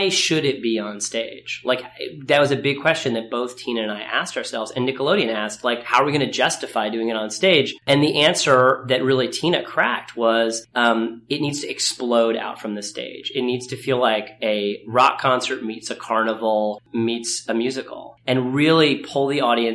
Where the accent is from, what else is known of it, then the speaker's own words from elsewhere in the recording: Ithaca, New York, United States; I grew up in Ithaca, New York